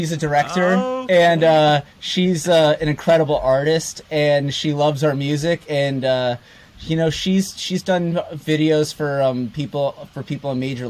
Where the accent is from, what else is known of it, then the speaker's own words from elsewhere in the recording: outside New York City, United States; moved away as an adult; now in Brooklyn, United States; we're a Brooklyn band, and you know, my brother and I were originally from outside the city, but our whole adult life we've lived in Brooklyn, and yeah, we love it.